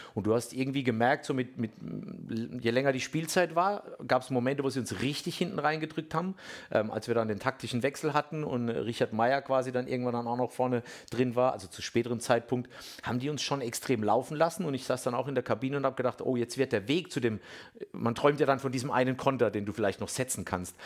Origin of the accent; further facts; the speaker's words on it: Bammental, Baden-Württemberg, Germany; ich komme ja ursprünglich aus Bamtal